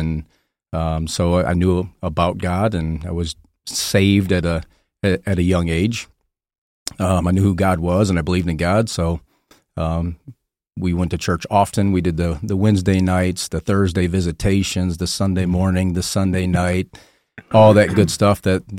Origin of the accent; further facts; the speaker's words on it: Detroit, Michigan, United States; Was born in Detroit. My mother and my father divorced when I was 2 years old, but grew up most of my childhood in the outskirts of Detroit